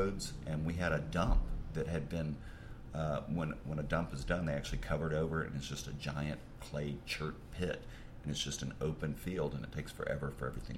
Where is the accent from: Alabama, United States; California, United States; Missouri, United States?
Alabama, United States; Chalkville; moved away; also born or lived in Huntsville, Alabama; I'm from Chalkville.